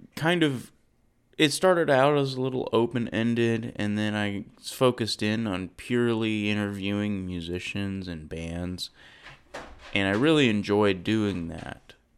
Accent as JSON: {"language": "English", "town": "Saginaw", "region": "Texas", "country": "United States", "tie": "born or raised there", "also_born_or_lived": "Irving, Texas", "said": "I grew up in Fort Worth, um, Texas, i-, in a place called Saginaw"}